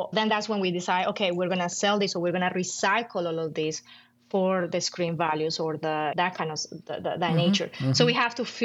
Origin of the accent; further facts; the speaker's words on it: Colombia; moved away; I'm from Colombia.